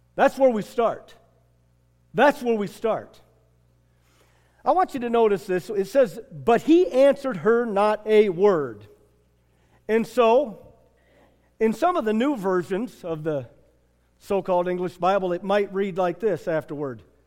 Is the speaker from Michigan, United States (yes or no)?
yes; Michigan, United States; I'm from Michigan